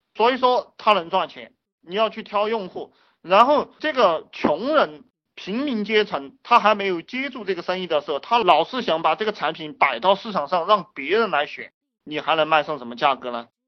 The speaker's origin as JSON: {"language": "Chinese", "country": "China"}